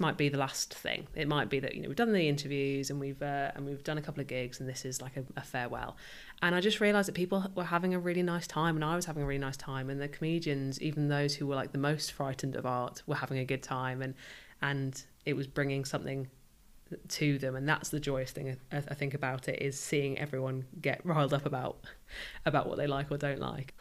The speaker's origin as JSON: {"language": "English", "area": "rural Northamptonshire", "region": "East Midlands", "country": "United Kingdom", "tie": "born or raised there", "also_born_or_lived": "London", "moved": "as an adult", "lives_now": "Southampton, United Kingdom", "said": "I grew up somewhere, uh, super rural"}